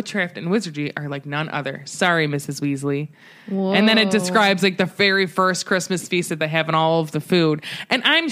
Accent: Cleveland, Ohio, United States; We're from Cleveland

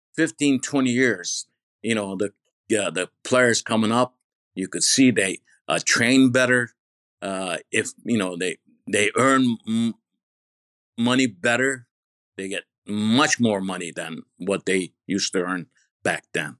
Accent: Bergama, İzmir, Turkey; also born or lived in New York, United States; now in United States; from Baragama Izmir, I was born in Baragama Izmir.

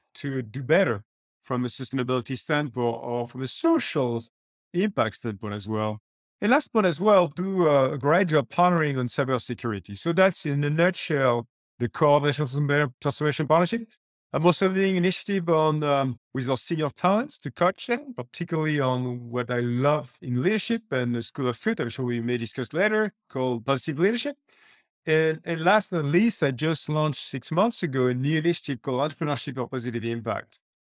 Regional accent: France; moved away; I used to run the Microsoft subsidiary in my home country, France

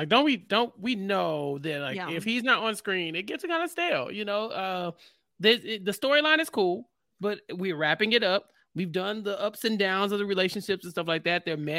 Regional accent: Houston, Texas, United States; I am from Houston.

